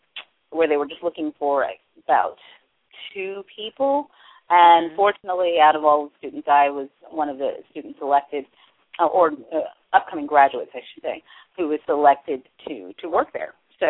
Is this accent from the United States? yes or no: yes; New York City, New York, United States; I am from New York, originally from Brooklyn, but grew up in the Brooklyn and Queens area.